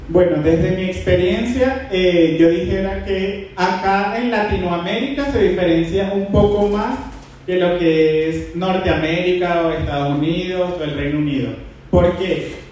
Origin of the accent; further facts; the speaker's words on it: Margarita Island, Nueva Esparta, Venezuela; now in Bogotá, Colombia; soy oriundo de Venezuela, de la isla de Margarita específicamente.